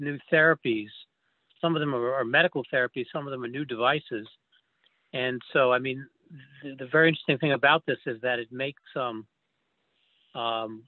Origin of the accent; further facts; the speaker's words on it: New York, United States; moved away as an adult; also born or lived in Philadelphia / St. Louis; I grew up in New York